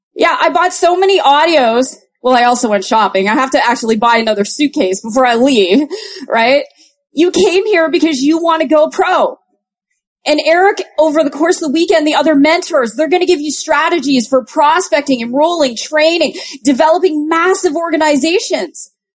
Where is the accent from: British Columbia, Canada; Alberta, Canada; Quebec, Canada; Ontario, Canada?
Ontario, Canada; Toronto; I'm from Toronto